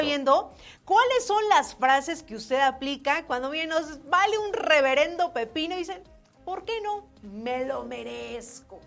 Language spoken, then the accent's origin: Spanish; Mexico; como mexicano